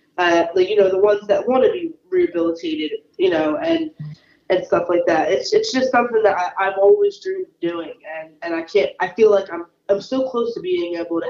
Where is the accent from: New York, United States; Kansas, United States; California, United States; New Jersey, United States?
New Jersey, United States; I grew up in South Jersey, but I'm 15 minutes away from Philly